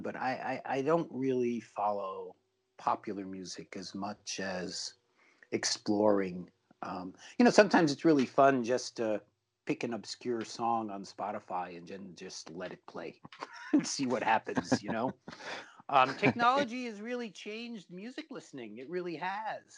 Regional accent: New York, United States; my life growing up in New York.

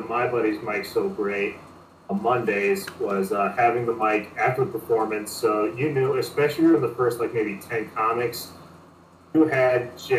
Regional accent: Wisconsin, United States; moved away as an adult; also born or lived in Chicago, United States; now in Los Angeles, United States; born and raised in Wisconsin

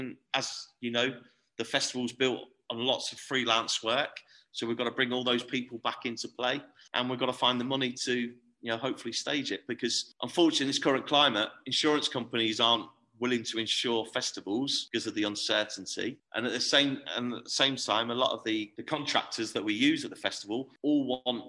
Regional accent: Torquay, South West England, United Kingdom; moved away as an adult; now in Hull, United Kingdom; It's my hometown. It's where I'm from.

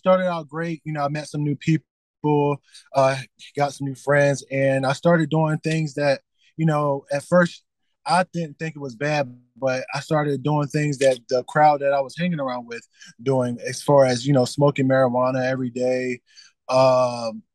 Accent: Delaware, United States; moved away as an adult; now in Richmond, United States; born and raised in Delaware

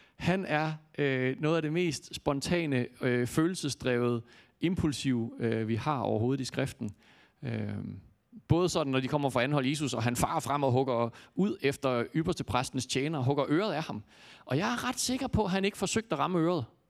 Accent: Jutland, Denmark; jeg kommer fra Jylland

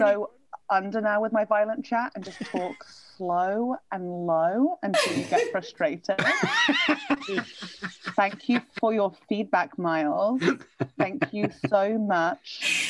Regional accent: Northeast Hampshire, South East England, United Kingdom; I'm from Northeast Hampshire.

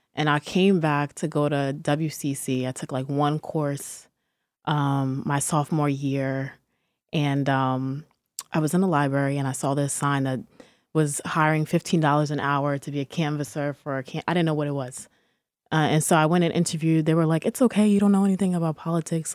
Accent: Peekskill, New York, United States; also born or lived in Harlem, New York; I'm from Peekskill, New York, but also I, I, I do claim Harlem. Um, I've, I've been between the two, like, my entire life

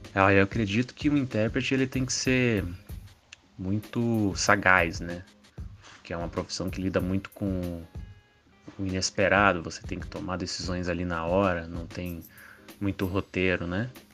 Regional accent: Brasília, Federal District, Brazil; Sou daqui de Brasília

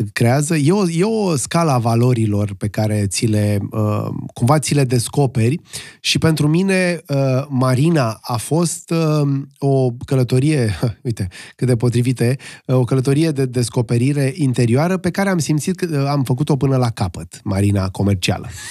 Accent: Romania; unii eram din România

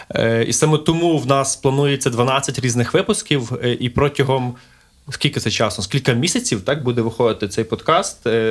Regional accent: Lviv, Lviv Oblast, Ukraine; мій рідний Львів

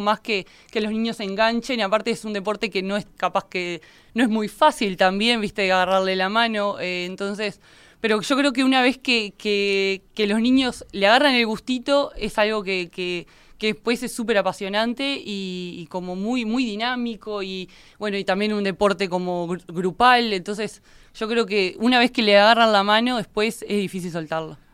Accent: Minas, Lavalleja, Uruguay; soy oriunda de Minas

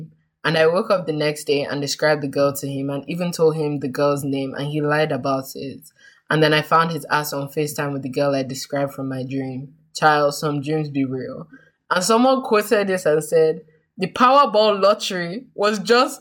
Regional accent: Nigeria; us being Nigerian

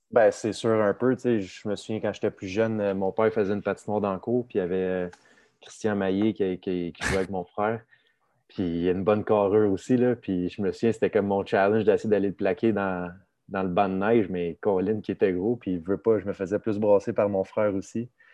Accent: Saint-Eustache, Quebec, Canada; also born or lived in Sainte-Marthe-sur-le-Lac; j'ai grandi dans Saint-Eustache, de montagne saint marthe sur le lac

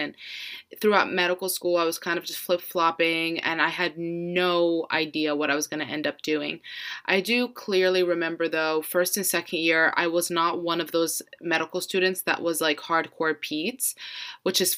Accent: Florida, United States; I'm born and raised in Florida

